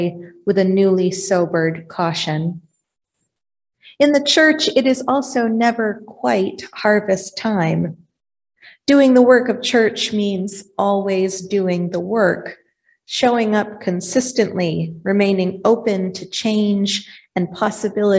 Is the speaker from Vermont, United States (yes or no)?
yes; Vermont, United States; also born or lived in Iowa; now in Dysart, Iowa, United States; Growing up in Vermont, I was raised to respect the work ethic of our farmers.